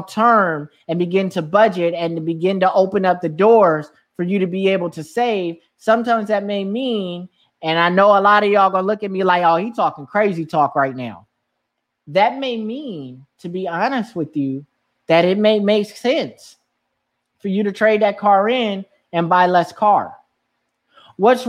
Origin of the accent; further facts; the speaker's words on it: California, United States; now in New York, United States; I grew up in California